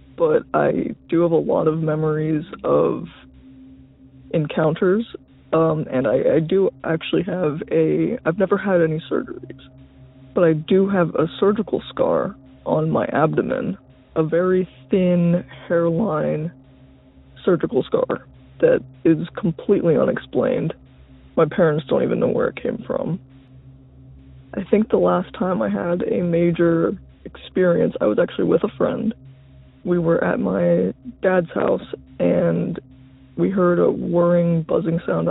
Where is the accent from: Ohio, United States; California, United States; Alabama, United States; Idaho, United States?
Ohio, United States; I'm from Ohio